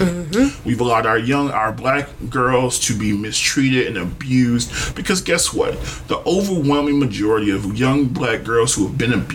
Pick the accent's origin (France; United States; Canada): United States; Detroit, Michigan; I'm from Detroit